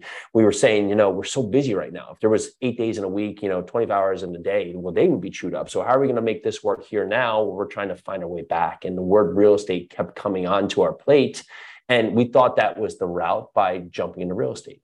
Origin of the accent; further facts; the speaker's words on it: New Jersey, United States; moved away as an adult; also born or lived in New York City; I was born and raised in New Jersey, moved to New York City in my early 20s